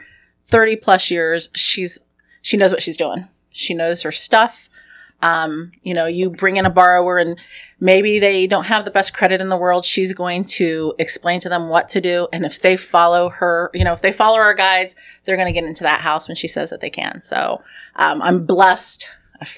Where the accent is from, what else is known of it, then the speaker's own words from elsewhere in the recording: Lafayette, Indiana, United States; I am born and raised in Lafayette